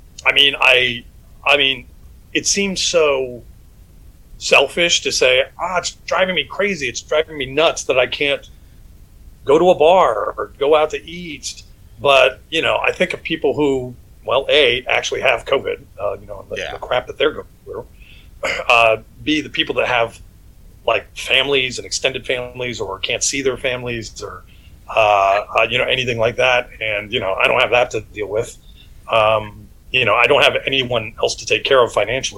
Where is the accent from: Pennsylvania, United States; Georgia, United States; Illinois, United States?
Georgia, United States; Atlanta; moved away as an adult; also born or lived in Syracuse, New York / New York City; now in Los Angeles, United States; I was raised in Atlanta, Georgia